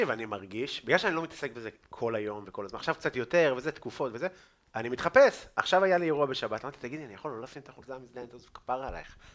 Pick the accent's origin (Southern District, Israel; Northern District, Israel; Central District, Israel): Northern District, Israel; Afula; אני מעפולה